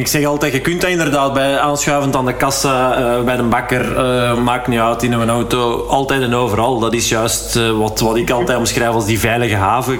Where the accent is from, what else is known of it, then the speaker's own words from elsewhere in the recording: Hallaar, Flanders, Belgium; in Hallaar, uh, waar ik ben opgegroeid